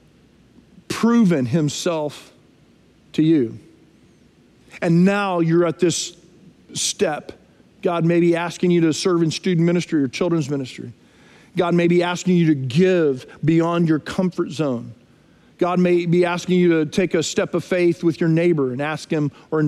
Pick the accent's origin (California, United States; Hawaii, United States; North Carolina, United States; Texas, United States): Texas, United States; moved away as an adult; also born or lived in Nashville, Tennessee; now in Frisco, United States; We're from Texas originally, but we came from Nashville, Tennessee